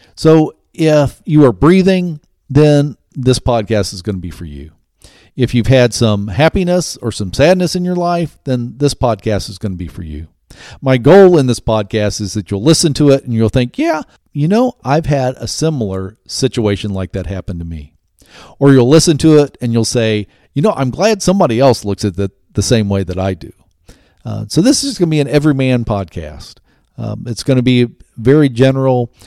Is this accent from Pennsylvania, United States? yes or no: no; Ohio, United States; I grew up in the Midwest, grew up in Ohio